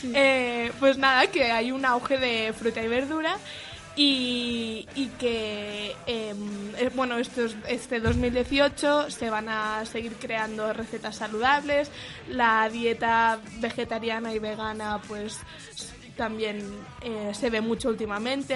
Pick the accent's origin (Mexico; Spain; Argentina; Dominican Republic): Spain; Mallorca, Balearic Islands; moved away as an adult; now in Madrid, Spain; yo soy de Mallorca